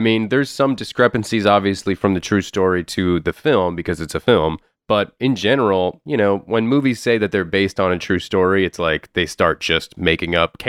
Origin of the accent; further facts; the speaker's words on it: Miami, Florida, United States; I'm from Miami where there's also just absolutely no mountains at all